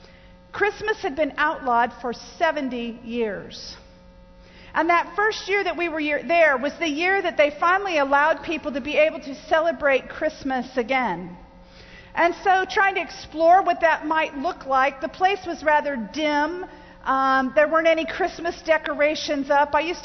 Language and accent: English; Germany; I was raised in Germany. My parents were missionaries in the Church of the Nazarene, and I was born in Germany.